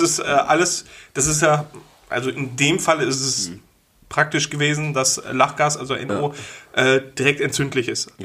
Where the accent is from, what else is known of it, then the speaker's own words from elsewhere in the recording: Wulfen, North Rhine-Westphalia, Germany; da, wo ich aufgewachsen bin, in Wulfen